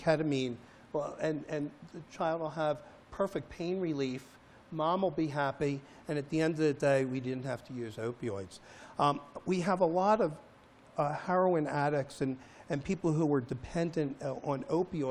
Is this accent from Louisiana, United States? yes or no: no; Philadelphia, Pennsylvania, United States; I grew up in Philadelphia